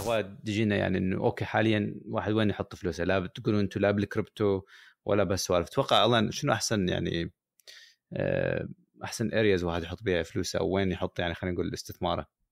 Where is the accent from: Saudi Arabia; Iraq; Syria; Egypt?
Iraq; also born or lived in United Kingdom; now in United States; احافظ على هويتي كعراقي